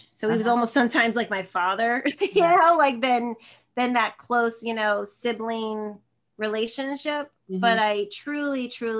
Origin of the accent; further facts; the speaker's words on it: New Jersey, United States; now in San Jose, United States; I'm in San Jose, California, but I'm originally from Northern New Jersey near New York City. So I'm a total Jersey girl. I'm a total East Coast girl.